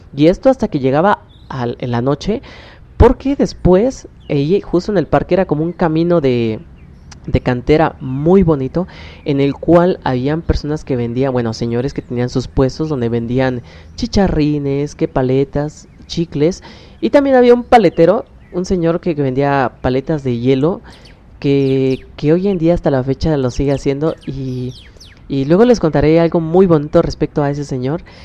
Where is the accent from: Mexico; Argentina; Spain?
Mexico; Oaxaca; soy del estado de Oaxaca